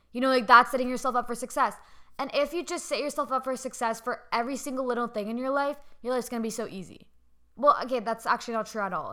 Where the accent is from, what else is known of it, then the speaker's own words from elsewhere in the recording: Canada; I'm Canadian